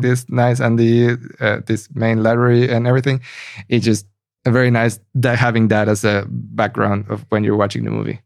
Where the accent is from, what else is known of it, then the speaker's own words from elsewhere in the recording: Mexico; now in Berlin, Germany; I come from Mexico